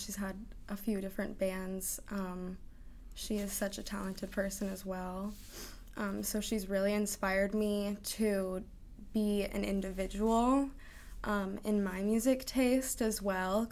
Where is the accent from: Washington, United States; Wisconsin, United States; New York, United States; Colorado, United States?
Washington, United States; Seattle; also born or lived in West Hollywood, California; West Hollywood to West Seattle. I came here very early, so yeah. I would say that I'm from Seattle